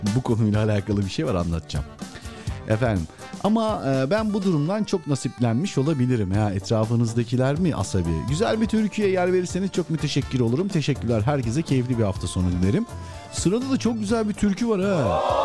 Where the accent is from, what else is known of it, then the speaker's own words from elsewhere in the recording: Sinop, Turkey; ben Sinopluyum